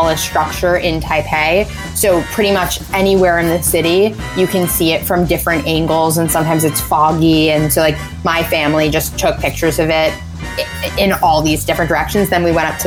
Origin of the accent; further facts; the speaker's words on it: New York City, New York, United States; right here in my hometown